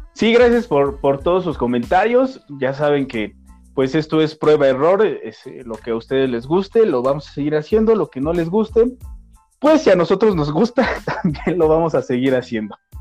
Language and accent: Spanish; Mexico